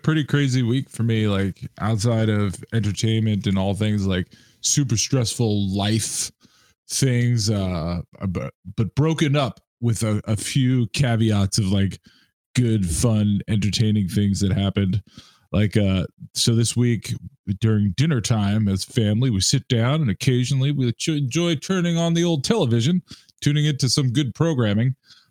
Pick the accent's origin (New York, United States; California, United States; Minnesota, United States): New York, United States; New York City; when I was a kid growing up in New York City